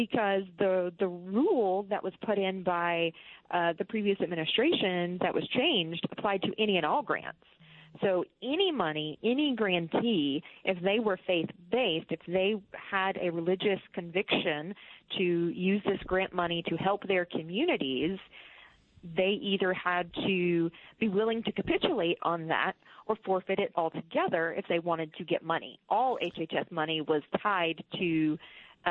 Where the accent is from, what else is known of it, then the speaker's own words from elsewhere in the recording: South Carolina, United States; my own home state of South Carolina